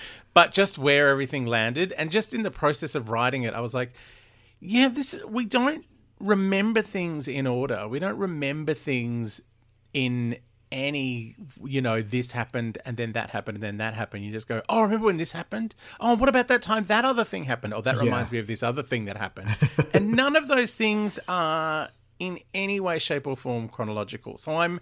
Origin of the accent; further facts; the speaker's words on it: Australia; We're Australian. We say things funny